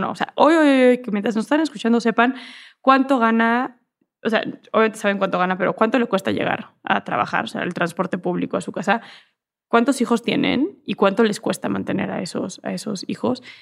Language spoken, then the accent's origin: Spanish; Mexico; Y soy mexicana y eso es lo que soy